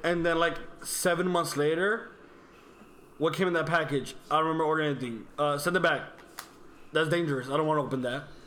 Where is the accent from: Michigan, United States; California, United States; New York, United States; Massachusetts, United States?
New York, United States; New York City; Born and raised in Brooklyn